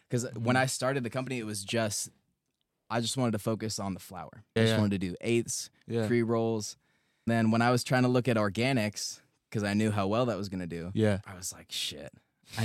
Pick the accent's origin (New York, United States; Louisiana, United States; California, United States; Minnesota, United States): California, United States; San Luis Obispo; now in Los Angeles, United States; So, San Luis Obispo, and it's a lot of rural shit, a lot of hippie shit. And L.A. has taught me a lot.